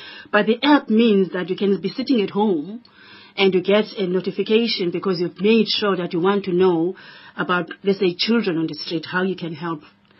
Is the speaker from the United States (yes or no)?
no; Malawi; now in Cape Town, South Africa; I come from Malawi. I live here. Exactly. Now, Cape Town is my city.